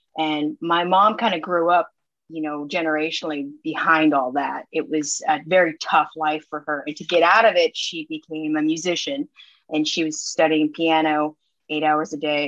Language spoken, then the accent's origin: English; Seattle, Washington, United States; moved away as an adult; also born or lived in Orange County, California / Hawaii; moved to Seattle